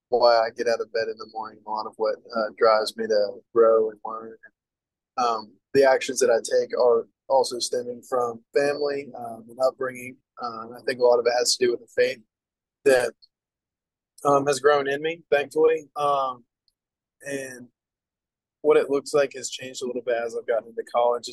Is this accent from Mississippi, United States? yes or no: no; Chattanooga, Tennessee, United States; I grew up in Chattanooga